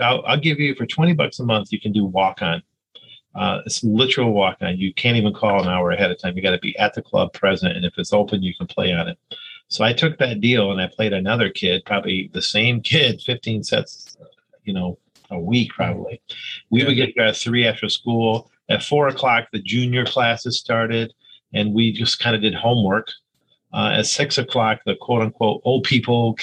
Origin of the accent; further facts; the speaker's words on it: Hudsonville, Michigan, United States; also born or lived in Havana, Cuba; we ended up in Hudsonville, Michigan, which is really here, Western Michigan